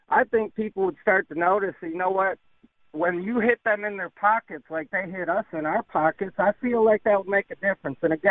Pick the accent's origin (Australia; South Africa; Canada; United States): United States; New York; I recognize the plate, and I'm like, oh yeah, I'm from New York, woohoo!